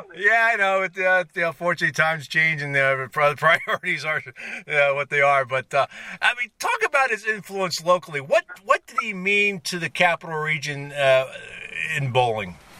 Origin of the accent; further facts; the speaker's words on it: Philadelphia, Pennsylvania, United States; moved away; I grew up in Philadelphia